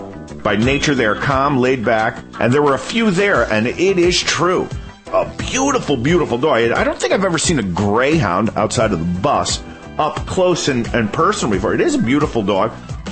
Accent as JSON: {"language": "English", "region": "Connecticut", "country": "United States", "said": "I'm from Connecticut"}